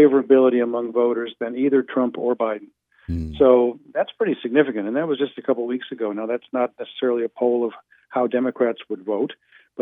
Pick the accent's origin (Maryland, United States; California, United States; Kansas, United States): Kansas, United States; moved away; I'm originally from Kansas, by the way. I'm a KU boy, class of 69.